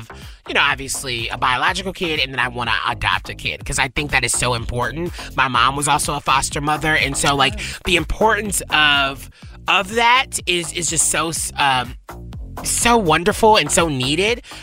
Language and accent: English; the South, United States; I grew up in the South